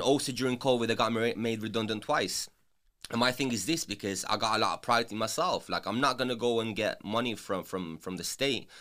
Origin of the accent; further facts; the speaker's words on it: England, United Kingdom; English is a second language; also born or lived in former Yugoslavia; growing up in England without speaking the language and having to learn the language